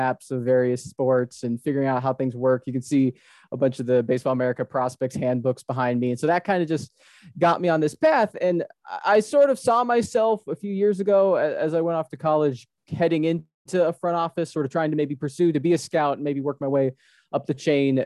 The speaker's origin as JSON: {"language": "English", "region": "Hawaii", "country": "United States", "tie": "born or raised there", "said": "I'm born and raised in Hawaii"}